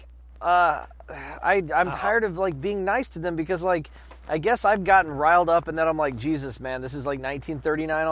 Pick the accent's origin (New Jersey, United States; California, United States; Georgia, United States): Georgia, United States; now in New York, United States; we're both from Georgia, and I live in New York